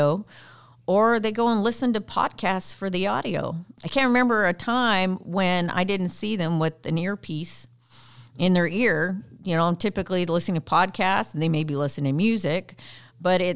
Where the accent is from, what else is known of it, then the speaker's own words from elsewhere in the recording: Canada; accent: Canadian; I'm Canadian